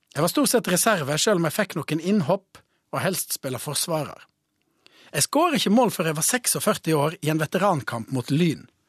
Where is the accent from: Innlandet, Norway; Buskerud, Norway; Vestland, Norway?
Vestland, Norway; Voss; deltok i et renn på Bømoen hjemme på Voss